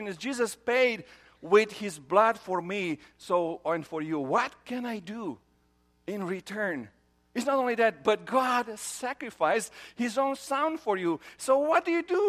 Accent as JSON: {"language": "English", "country": "Romania", "tie": "born or raised there", "moved": "yes", "said": "I grew up in Romania"}